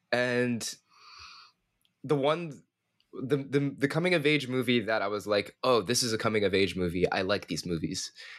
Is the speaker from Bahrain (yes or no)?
yes; Bahrain; also born or lived in Saudi Arabia; I grew up in the Middle East, man.